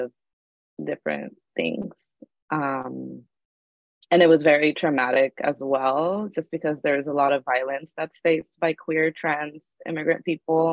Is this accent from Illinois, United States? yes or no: no; San Gabriel Valley, California, United States; also born or lived in Mérida, Yucatán, Mexico; I'm from Mérida, Yucatan, Mexico, but I grew up in 2001 onward in the San Gabriel Valley in California